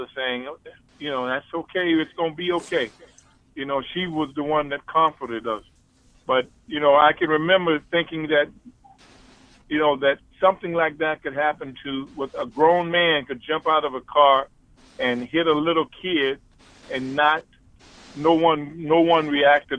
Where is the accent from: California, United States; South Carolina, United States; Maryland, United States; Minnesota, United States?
South Carolina, United States; Columbia; Columbia was my hometown